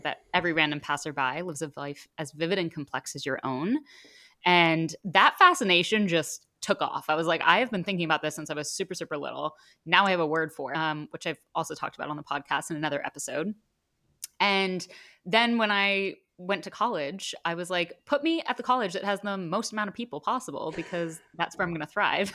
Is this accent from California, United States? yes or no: no; Connecticut, United States; also born or lived in Penn State, Pennsylvania; now in New York, United States; I have a lot of friends from growing up in Connecticut that are here